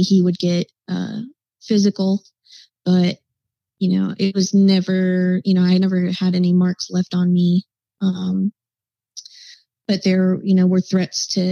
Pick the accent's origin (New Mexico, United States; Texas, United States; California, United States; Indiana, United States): New Mexico, United States; Albuquerque; Was born and raised in Albuquerque, New Mexico, and I spent a lot of my life trying to get out of there